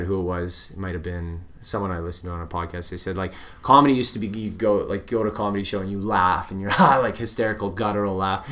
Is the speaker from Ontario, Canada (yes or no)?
no; Vancouver, British Columbia, Canada; I grew up in Vancouver